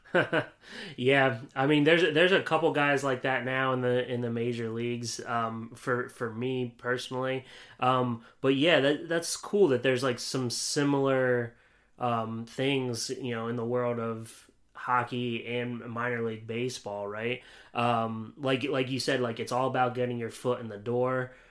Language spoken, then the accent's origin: English; Williamsport, Pennsylvania, United States; I grew up in Williamsport, Pennsylvania